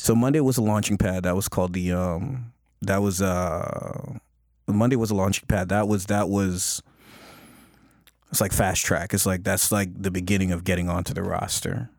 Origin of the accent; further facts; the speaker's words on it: Toronto, Ontario, Canada; growing up in Scarborough